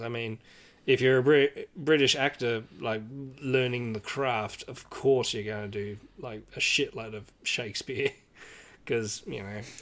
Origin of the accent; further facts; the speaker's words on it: Australia; as Australian